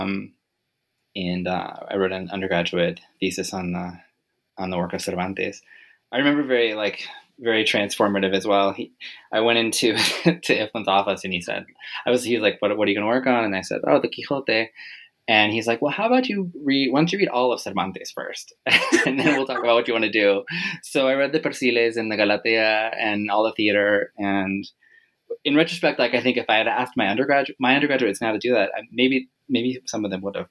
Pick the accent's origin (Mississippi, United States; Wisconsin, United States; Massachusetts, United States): Massachusetts, United States; Western; I'm from originally from Massachusetts, Western Mass